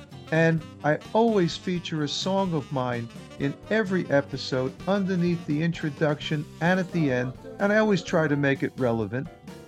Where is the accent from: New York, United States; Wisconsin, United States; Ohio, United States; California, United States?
New York, United States; New York City; I grew up in New York City